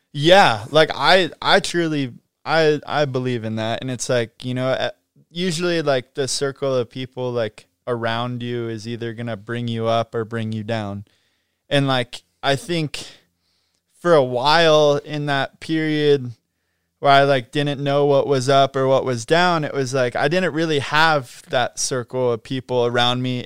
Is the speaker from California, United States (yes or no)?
yes; Mammoth Lakes, California, United States; growing up in Mammoth